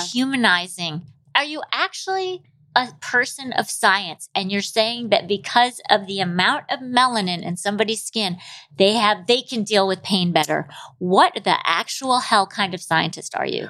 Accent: Michigan, United States; I'm from Michigan

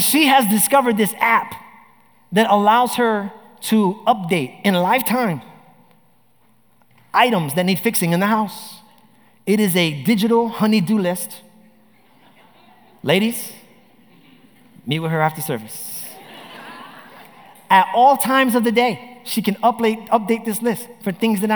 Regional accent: New York, United States; now in Orlando, United States; I grew up in New York

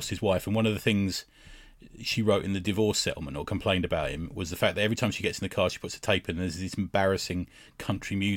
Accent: London, United Kingdom; I grew up in West London

